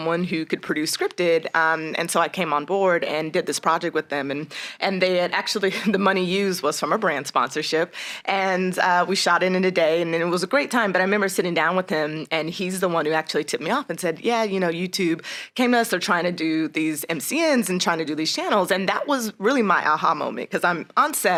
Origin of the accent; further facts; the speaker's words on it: Las Vegas, Nevada, United States; moved away as an adult; also born or lived in New York; I'm originally from Las Vegas, Nevada, born and raised